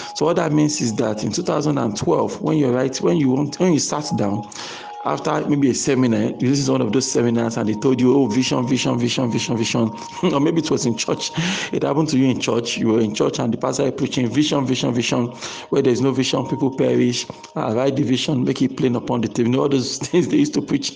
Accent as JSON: {"language": "English", "country": "Nigeria", "said": "I'm a Nigerian, I live in Nigeria"}